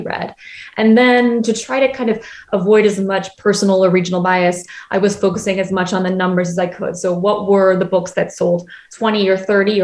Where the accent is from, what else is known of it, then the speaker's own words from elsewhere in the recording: Boston, Massachusetts, United States; moved away as an adult; now in Paris, France; my mom is from Boston and I grew up in Boston